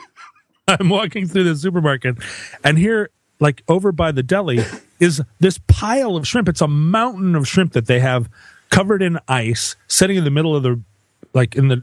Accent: Alaska, United States; growing up in Alaska

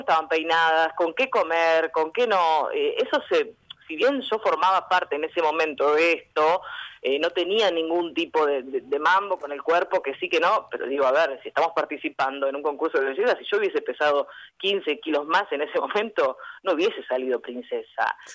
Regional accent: General Conesa, Río Negro, Argentina; moved away as an adult; now in Bahía Blanca, Argentina; General Conesa, de donde soy yo, tiene 6.000 habitantes

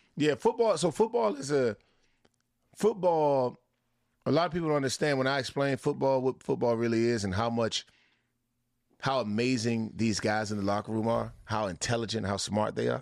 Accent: Washington, District of Columbia, United States; It's my hometown team

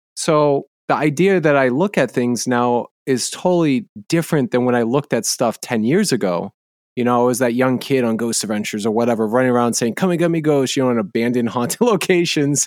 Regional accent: New Hampshire, United States; I was in New Hampshire, I grew up in New England

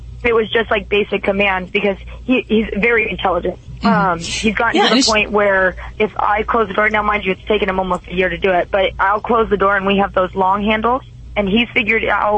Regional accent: Simi Valley, California, United States; now in Las Vegas, United States; I used to own my own rescue in Simi Valley, where I'm from

